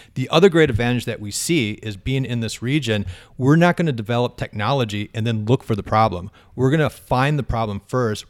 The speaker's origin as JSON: {"language": "English", "town": "Fargo", "region": "North Dakota", "country": "United States", "tie": "born or raised there", "said": "I grew up in Fargo, uh, North Sider"}